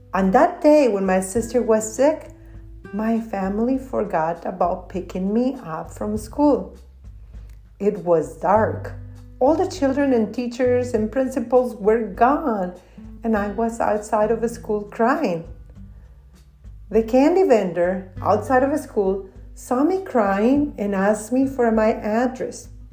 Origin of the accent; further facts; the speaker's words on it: Torreón, Coahuila, Mexico; moved away; I am an immigrant from Mexico. I was born in Torreon, a city in the northern part of Mexico